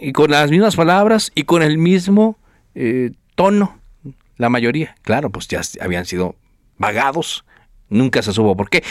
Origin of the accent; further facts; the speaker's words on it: Monterrey, Nuevo León, Mexico; yo soy de Monterrey, yo me acuerdo. yo, tengo 44 años